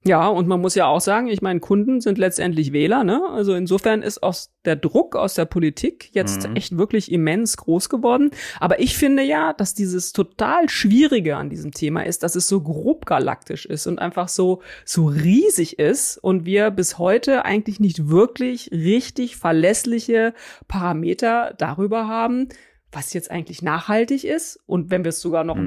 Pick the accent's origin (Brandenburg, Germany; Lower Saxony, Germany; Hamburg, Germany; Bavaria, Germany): Lower Saxony, Germany; Ich komme ja aus Niedersachsen. Ich bin mit diesen Diskussionen um dieses Endlager in Gorleben zum Beispiel echt groß geworden.